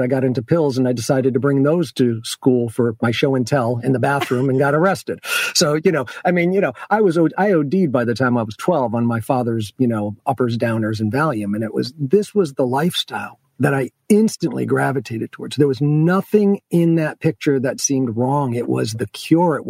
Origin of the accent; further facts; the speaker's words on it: Rotterdam, New York, United States; I was raised in Rotterdam